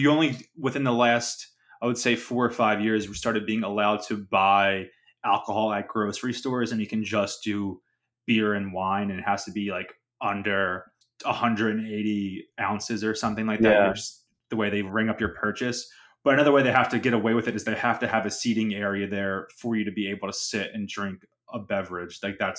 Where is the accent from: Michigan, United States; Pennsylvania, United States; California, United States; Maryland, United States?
Pennsylvania, United States; Philadelphia; Like I'm from South Philly. Like I could walk to the stadium in like 25, 30 minutes.